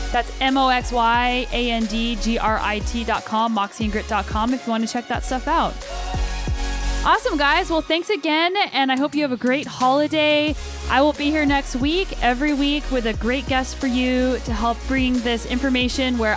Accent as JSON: {"language": "English", "town": "Albuquerque", "region": "New Mexico", "country": "United States", "tie": "born or raised there", "also_born_or_lived": "Colorado", "moved": "as an adult", "lives_now": "Canada", "said": "I'm originally from Albuquerque, New Mexico. I lived there until I was about 22 years old, and then I moved to Boulder, Colorado for grad school, and I lived in Colorado for about eight years before moving up to Canada."}